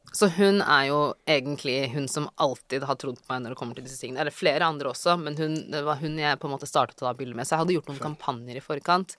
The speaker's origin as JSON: {"language": "Norwegian", "region": "Oslo", "country": "Norway", "tie": "born or raised there", "also_born_or_lived": "Bøler, Oslo / Drammen / New York", "moved": "as an adult", "said": "Jeg er fra Ellingsrud. Mm -hmm. Flyttet dit i 2005, tror jeg. Mm -hmm. Så bodde, mm, altså sånn, bodde der mesteparten av min oppvekst"}